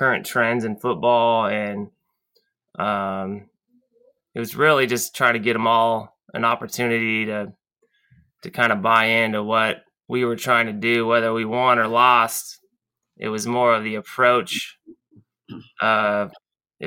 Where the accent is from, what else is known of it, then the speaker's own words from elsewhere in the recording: Lompoc, California, United States; I grew up in Lompoc and obviously went away to college, came back